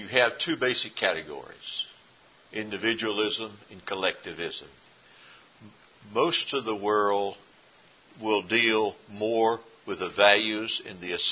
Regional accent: East Texas, United States; moved away; Where I grew up in East Texas originally

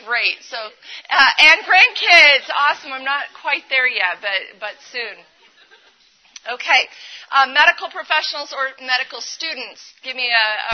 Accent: Colorado, United States; I am from Colorado

